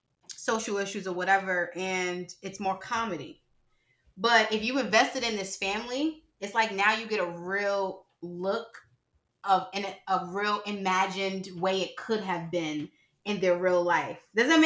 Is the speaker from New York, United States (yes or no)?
yes; Harlem, New York, United States; I'm from Harlem all day, every day.